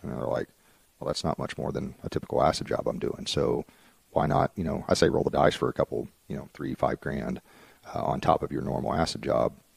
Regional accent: Dallas, Texas, United States; moved away as an adult; also born or lived in Frisco, Texas; now in Oklahoma, United States

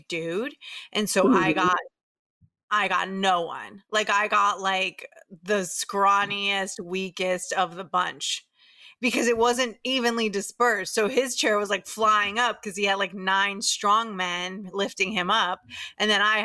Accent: Tampa, Florida, United States; now in New York, United States; I grew up in Tampa, this is a place where there really, really aren't Jews

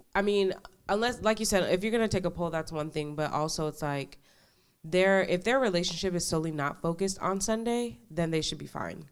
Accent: New York, United States; now in Dallas, United States; I'm from New York originally

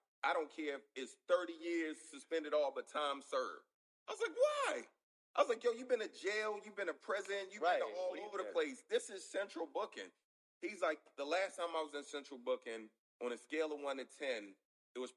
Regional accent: Baltimore, Maryland, United States; I grew up in West Baltimore until I was like, you know, middle school.

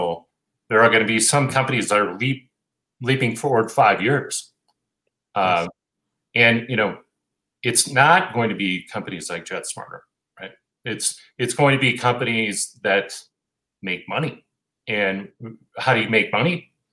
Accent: Montana, United States; I grew up in Montana

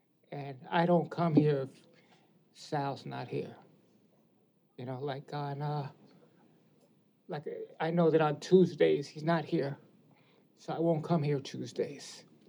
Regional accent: New York City, New York, United States; Growing up in the Bronx, you go to places and it was like, know your place, especially being a minority or a man of color

